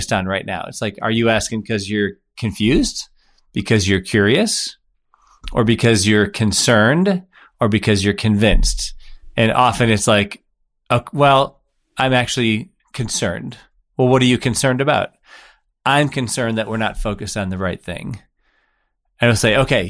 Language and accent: English; Midwest, United States; I grew up in the Midwest, you know, and in the Midwest where we use indirect language